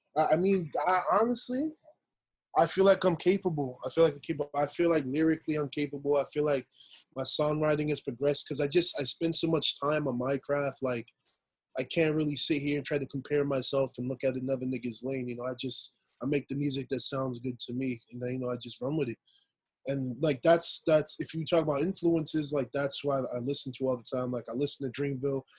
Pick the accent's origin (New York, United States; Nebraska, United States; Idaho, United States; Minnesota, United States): New York, United States; New York City; also born or lived in Queens, New York; I'm from Queens, Queens, New York. Um, originally I was born in Brooklyn, moved to Queens when I hit like my teens, and just been my stomping ground ever since